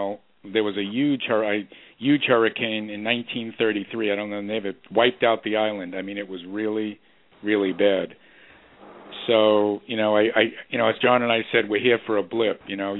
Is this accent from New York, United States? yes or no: yes; New York City, New York, United States; Queens, I think Queens lost 50 houses where I grew up near Flushing